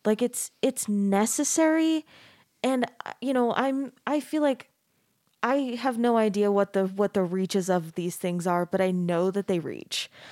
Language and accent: English; Mesa, Arizona, United States; moved away as an adult; also born or lived in Texas; now in Utah, United States; I grew up in Mesa, which is a super super Mormon place, but it's not like quite exactly the same flavor as Utah